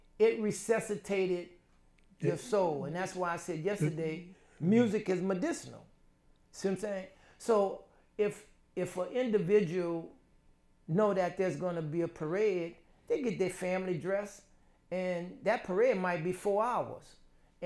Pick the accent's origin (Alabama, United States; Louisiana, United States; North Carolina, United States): Louisiana, United States; New Orleans; my growing up in the Seventh Ward allowed me to watch and learn and understand some of that African retention through the Second Line and through the Mardi Gras Indians.